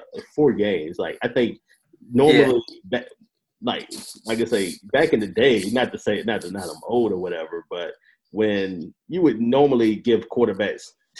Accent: Carolina, United States; I'm from Carolina, so

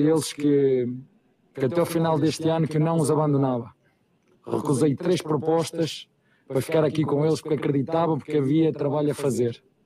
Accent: Portugal; moved away as an adult; now in Brazil; E eu sou português com muito orgulho, sou europeu com muito orgulho

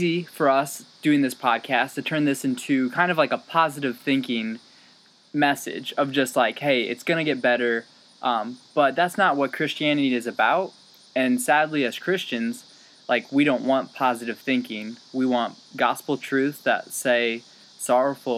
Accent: Peoria, Illinois, United States; We're both from Peoria boys.

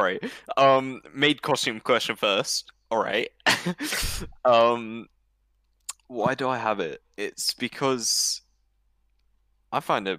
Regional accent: United Kingdom; See, I'm British

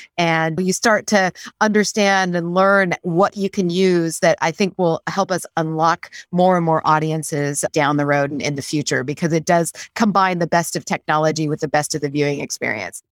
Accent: Great Falls, Montana, United States; I grew up in Great Falls, Montana

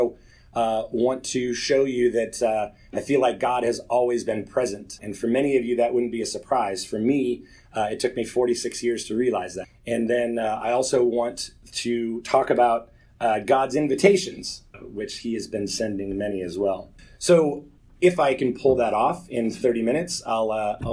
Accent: Nebraska, United States; now in Atlanta, United States; I grew up in Nebraska, and so tornadoes are a big deal in Nebraska

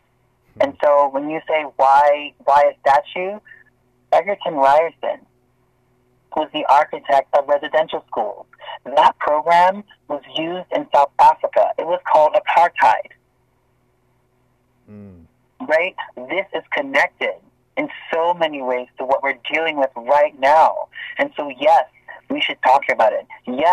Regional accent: Bermuda; now in Toronto, Canada; I'm from Bermuda. I wasn't born in Canada

